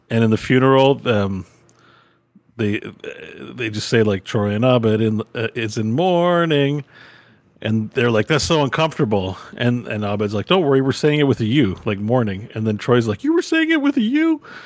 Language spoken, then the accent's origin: English; Canada